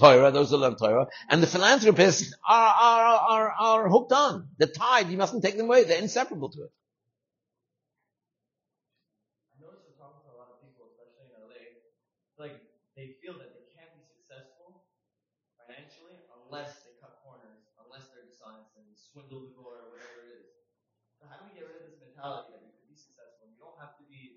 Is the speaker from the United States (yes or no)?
no; London, United Kingdom; moved away; my house in England, where I grew up in London.